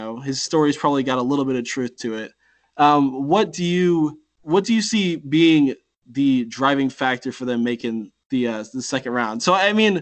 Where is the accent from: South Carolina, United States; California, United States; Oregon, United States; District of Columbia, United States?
South Carolina, United States; Spartanburg; I'm from Spartanburg.